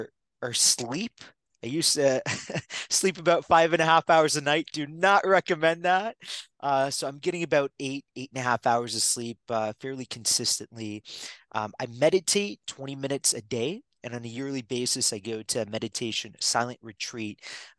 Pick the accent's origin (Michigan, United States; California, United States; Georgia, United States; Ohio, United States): Michigan, United States; Detroit; born there; For me, I was born in Michigan, Detroit. My mom was 16 when she came to the country. My dad was 21.